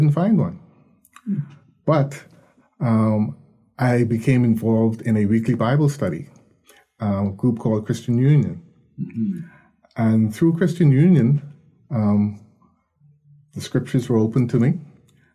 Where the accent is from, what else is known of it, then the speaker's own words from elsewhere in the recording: Nassau, New Providence, Bahamas; I was born in Nassau